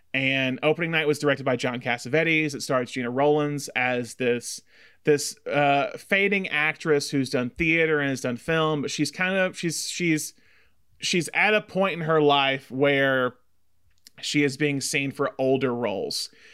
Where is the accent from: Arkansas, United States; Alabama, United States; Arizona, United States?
Alabama, United States; Tuscaloosa; growing up in Alabama in Tuscaloosa